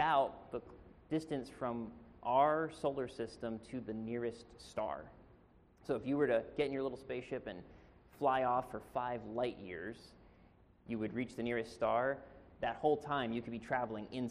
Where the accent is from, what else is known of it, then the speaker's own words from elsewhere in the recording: Pennsylvania, United States; also born or lived in Marina, California; now in California, United States; I'm originally from Pennsylvania.